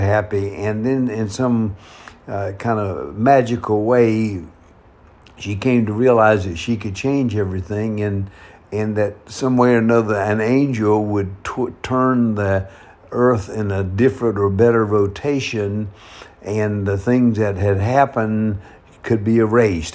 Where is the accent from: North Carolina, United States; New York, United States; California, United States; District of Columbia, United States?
North Carolina, United States; now in San Francisco, United States; my hometown back in North Carolina